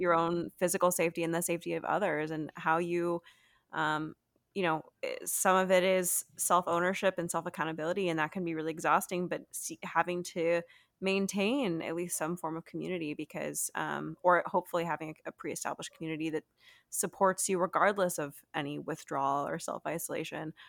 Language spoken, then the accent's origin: English; United States; I'm from America